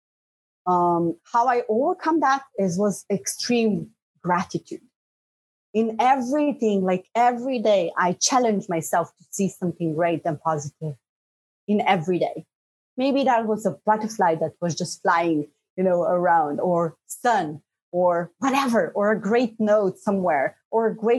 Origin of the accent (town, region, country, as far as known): Slovenia; born or raised there; first language Bosnian; English is a second language; moved away as an adult; now in Sweden